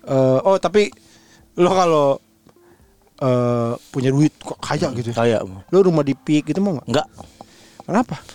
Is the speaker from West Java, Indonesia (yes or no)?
yes; Bekasi, West Java, Indonesia; tapi kalau langsung enggak kayaknya karena emang dari kecil kan di Bekasi.